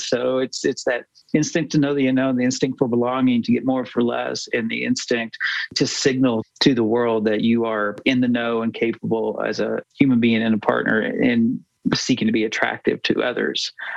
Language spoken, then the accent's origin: English; United States; I was born in America, I grew up in America